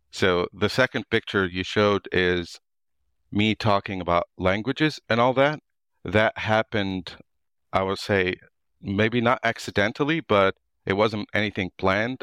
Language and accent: English; suburb of Beirut, Beirut Governorate, Lebanon; moved away as an adult; also born or lived in United States; now in Ireland; I was born and raised in the actual Lebanon, so in a suburb of Beirut